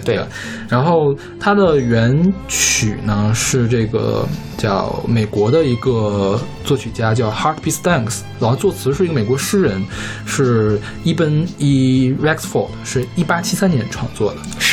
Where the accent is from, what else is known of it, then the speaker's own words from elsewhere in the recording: China; 咱们就是中国人